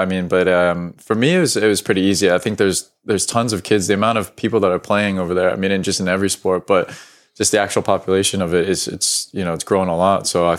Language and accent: English; United States; moved away as an adult; also born or lived in England; now in Scotland, United Kingdom; But I think I moved probably only after being 1 year old or so, and then went back to the States. So grew up in the States all my life. So that's really all I know. But it is nice to have a little bit of the UK heritage.